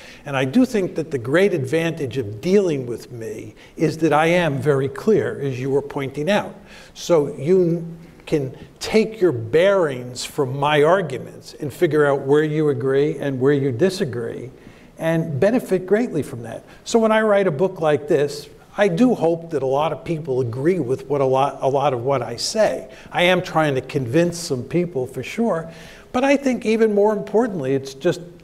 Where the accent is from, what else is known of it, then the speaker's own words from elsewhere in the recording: United States; I was born in the United States of America